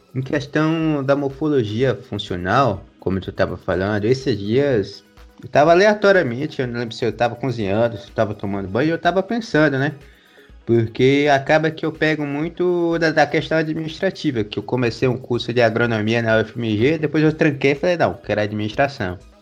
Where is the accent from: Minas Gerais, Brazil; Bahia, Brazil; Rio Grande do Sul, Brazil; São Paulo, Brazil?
Bahia, Brazil; Maracás; na cidade de Maracás, onde eu nasci